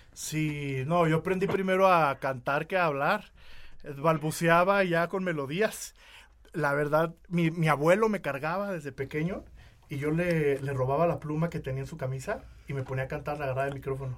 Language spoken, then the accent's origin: Spanish; Uruapan, Michoacán, Mexico; also born or lived in Guadalajara; now in Mexico City, Mexico; yo vivía en Uruapan, yo nací en Uruapan, Michoacán.